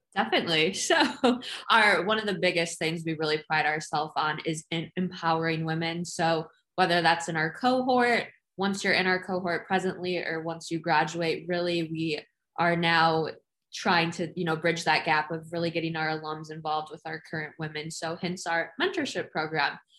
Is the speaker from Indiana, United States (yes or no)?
no; Chicago, Illinois, United States; moved away as an adult; also born or lived in Bronx, New York; I am from the Chicagoland area